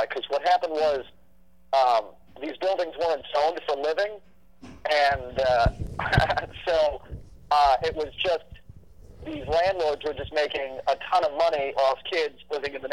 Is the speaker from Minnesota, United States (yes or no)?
yes; Minnesota, United States; also born or lived in New York; I'm a Minnesotan through and through